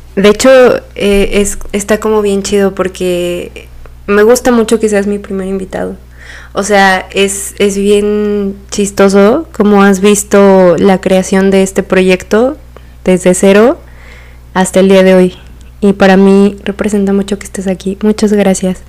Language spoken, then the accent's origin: Spanish; Silacayoapan, Oaxaca, Mexico; los dos somos de Oaxaca. René es de una parte que se llama Tlajiaco y yo soy de Silacayoapan